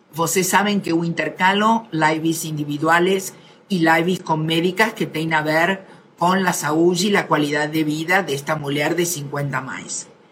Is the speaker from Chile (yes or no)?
no; Argentina; yo soy argentina